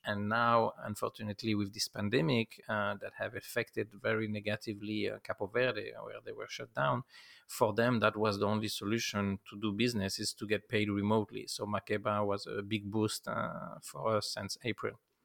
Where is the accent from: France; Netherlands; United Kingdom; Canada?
France; moved away as an adult; now in United States; I come from France, uh, for the summer, June twenty-first, nineteen ninety-four, and decide to stay.